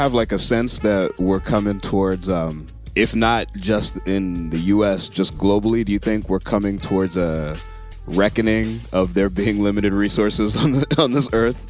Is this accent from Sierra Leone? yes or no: no; Liberia; now in United States; I'm from Liberia, and I grew up in Africa most of my childhood.